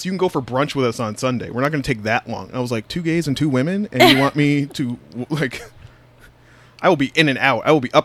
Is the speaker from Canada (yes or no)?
yes; Canada; I'm Canadian and I don't know my way around